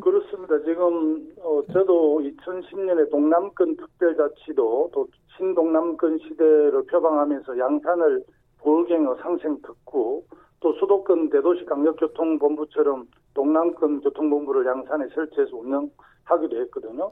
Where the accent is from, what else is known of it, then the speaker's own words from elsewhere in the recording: Sacheon, South Gyeongsang, South Korea; 제 고향인 그 경남 사천 하동남에도